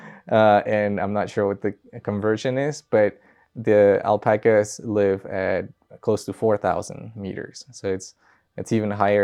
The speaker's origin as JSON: {"language": "English", "country": "Peru", "moved": "yes", "lives_now": "Colorado, United States", "said": "I'm from Peru."}